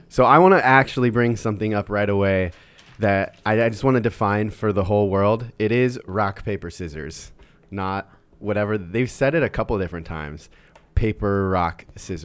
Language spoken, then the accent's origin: English; Iowa, United States; moved away; also born or lived in Colorado; I grew up in Iowa